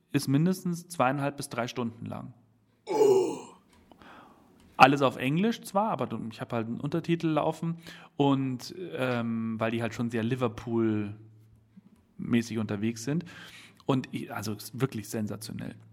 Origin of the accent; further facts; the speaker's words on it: Bavaria, Germany; Ach, ich als Bayer müsste.